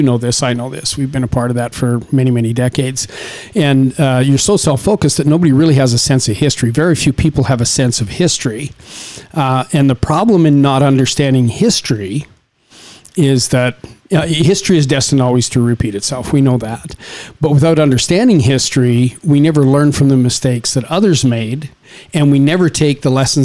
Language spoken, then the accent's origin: English; Saskatchewan, Canada; now in Las Vegas, United States; where you and I come from, we come from Saskatchewan in Canada. It's small farming communities, and we grew up in a very, very different way